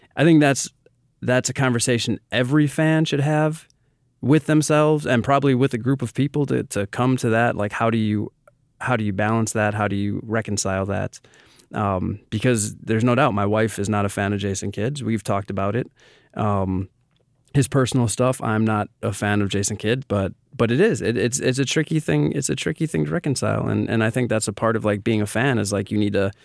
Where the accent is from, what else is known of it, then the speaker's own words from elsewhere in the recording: Milwaukee, Wisconsin, United States; I am born and raised in Milwaukee